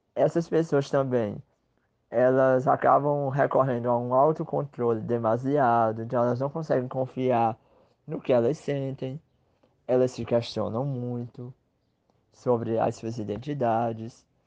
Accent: Northeast Brazil, Brazil; que sou sertanejo, que sou nordestino, que sou brasileiro.

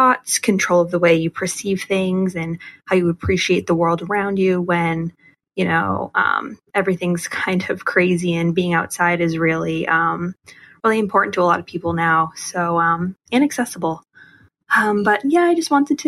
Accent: Massachusetts, United States; I'm 24 and I'm from Massachusetts.

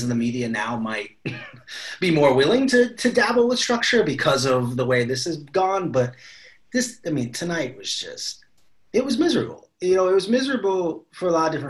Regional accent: Cleveland, Ohio, United States; my hometown of Cleveland

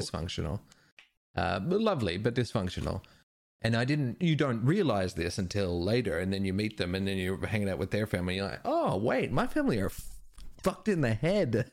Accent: Perth, Western Australia, Australia; growing up in Perth

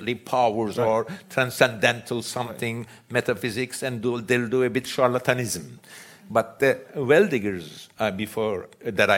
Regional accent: Istanbul, Turkey; I grew up in Istanbul

